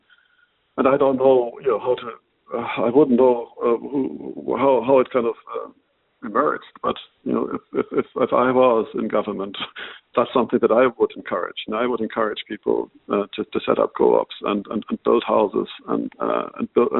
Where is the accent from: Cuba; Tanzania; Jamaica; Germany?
Germany; moved away as an adult; now in Ireland; I grew up in Germany. I moved to Ireland maybe 30, 35 years ago